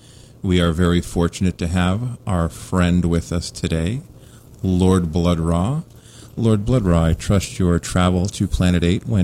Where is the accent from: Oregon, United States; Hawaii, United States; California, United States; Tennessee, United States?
California, United States; San Francisco Bay Area; Growing up in the Bay Area as a kid